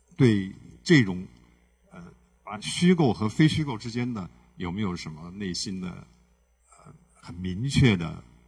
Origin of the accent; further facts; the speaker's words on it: Xinjiang, China; 我是来自于新疆